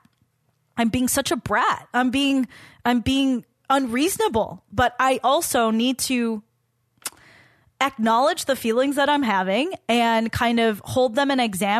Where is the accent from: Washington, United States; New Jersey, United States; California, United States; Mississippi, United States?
California, United States; Walnut; moved away; I didn't love growing up in Walnut